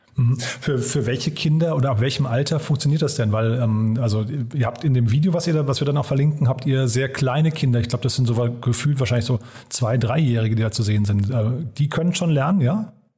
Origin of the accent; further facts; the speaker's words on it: Frankfurt, Hesse, Germany; meine Heimatstadt nach Frankfurt.